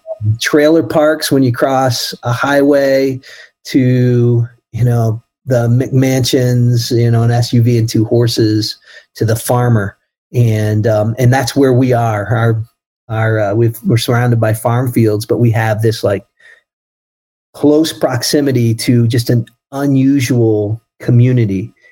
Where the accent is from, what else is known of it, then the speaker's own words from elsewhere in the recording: East Coast, United States; growing up on the East Coast and in neighborhoods, there's quite a bit of diversity.